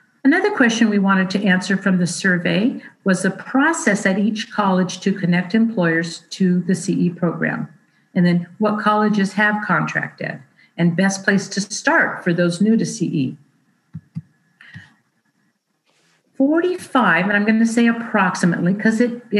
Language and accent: English; Bay Area, California, United States; now in North State, California, United States; I grew up in the Bay Area, but now I live in the North State.